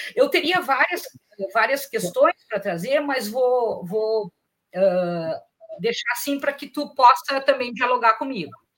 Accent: Porto Alegre, Rio Grande do Sul, Brazil; Eu sou de Porto Alegre

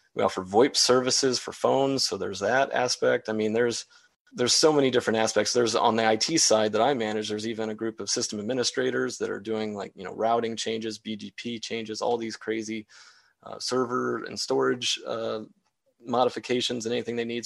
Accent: Wadsworth, Ohio, United States; born and raised in Wadsworth

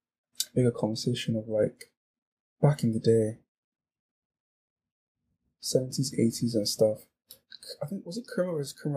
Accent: United Kingdom; So on my table, obviously we're all British.

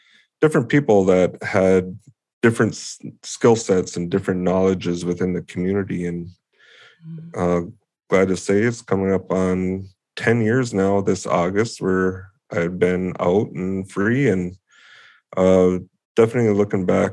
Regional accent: Mille Lacs Reservation, Minnesota, United States; I'm from the Mille Lacs Reservation, and I live in the Nayashing village on the west side of Lake Mille Lacs. Born and raised in the area, went to all the schools around Mille Lacs Lake

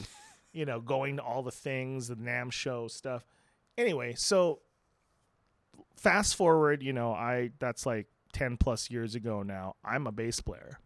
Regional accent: Philippines; moved away as an adult; also born or lived in Santa Clarita, California / Los Angeles; now in United States; I was born in the Philippines, and then I, uh, I, I was, uh, going back and forth for a little bit in my teenage years

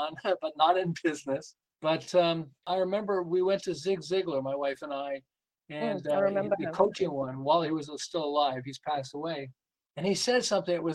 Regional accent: Montreal, Quebec, Canada; moved away as an adult; now in Southern California, United States; I'm originally from Montreal. I live in Southern California. We've lived here for about 36 years

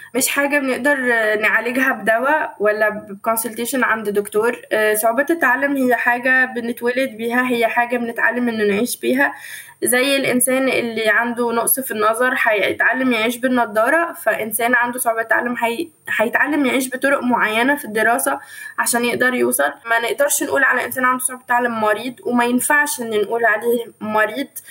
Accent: Egypt; moved away; also born or lived in Tunisia; أنا بقى أفتخر وأقول إني بنت مصر

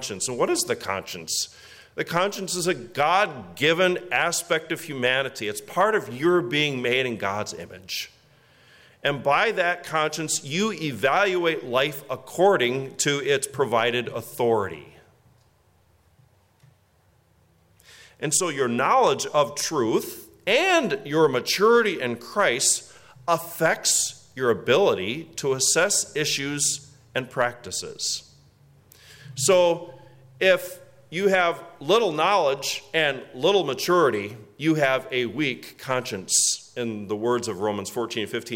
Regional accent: West Michigan, United States; now in Orwell, United States; I grew up in West Michigan

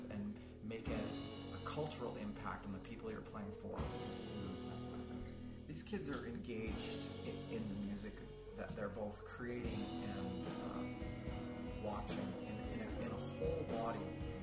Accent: Victoria, British Columbia, Canada; Both Steve and I grew up in Boston, Victoria

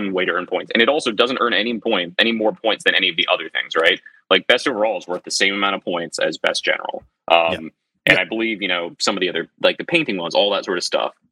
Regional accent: United States; as an American

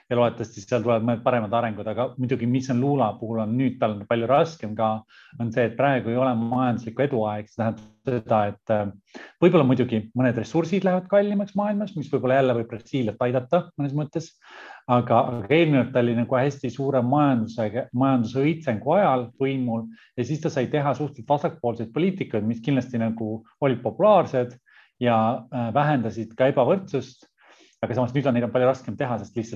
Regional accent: Estonia; moved away; kuna me oleme nüüd mõlemad Eestist ära

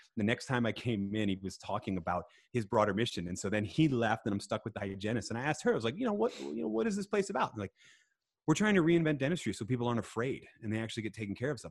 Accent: Philadelphia, Pennsylvania, United States; I was born in Philadelphia, so I'm an Eagles fan

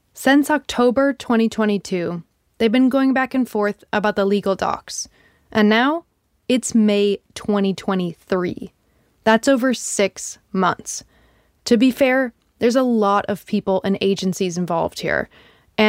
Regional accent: Midwest, United States; now in Los Angeles, United States; I'm from the Midwest

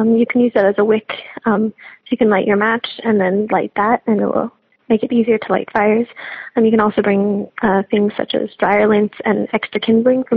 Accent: Alberta, Canada; moved away; I'm originally from Alberta

